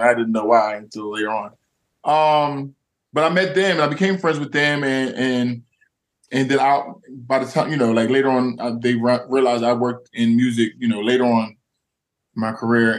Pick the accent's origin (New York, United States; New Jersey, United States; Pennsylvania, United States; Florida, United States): New Jersey, United States; I'm from Jersey